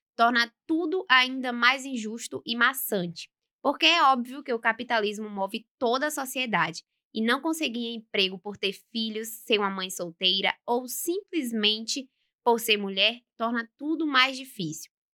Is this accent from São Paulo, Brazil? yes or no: no; Governador Mangabeira, Bahia, Brazil; now in Feira de Santana, Brazil; Eu moro em Governador Mangabeira.